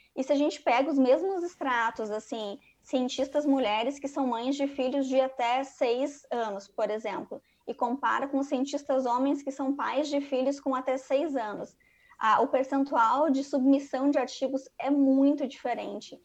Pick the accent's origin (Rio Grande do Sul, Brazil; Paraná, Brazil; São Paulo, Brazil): Rio Grande do Sul, Brazil; moved away as an adult; also born or lived in Rio de Janeiro; sou, sou gaúcha